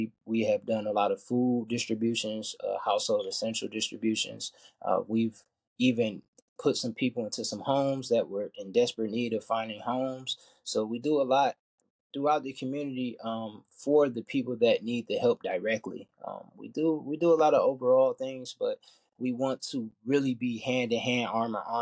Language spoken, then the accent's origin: English; Detroit, Michigan, United States; I'm from Detroit, Michigan